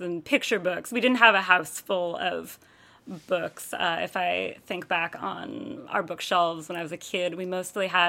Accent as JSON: {"language": "English", "region": "Connecticut", "country": "United States", "tie": "born or raised there", "said": "I grew up in Connecticut. I grew up in suburban Connecticut"}